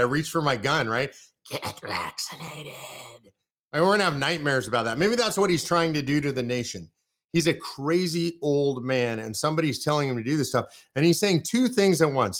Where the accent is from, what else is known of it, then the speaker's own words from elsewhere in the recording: near Sacramento, California, United States; moved away; I'm originally from California, near Sacramento